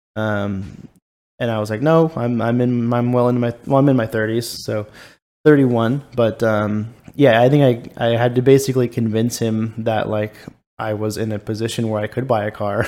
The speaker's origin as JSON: {"language": "English", "town": "Ladera Ranch", "region": "California", "country": "United States", "tie": "born or raised there", "moved": "yes"}